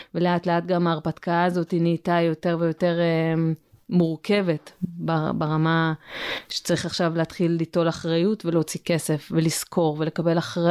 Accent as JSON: {"language": "Hebrew", "region": "Southern District", "country": "Israel", "tie": "born or raised there", "moved": "yes", "lives_now": "Mitzpe Ramon, Israel", "said": "אני גדלתי בדרום."}